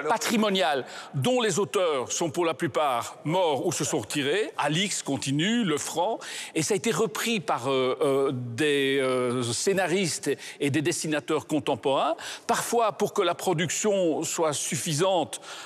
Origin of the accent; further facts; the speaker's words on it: Belgium; je suis belge une fois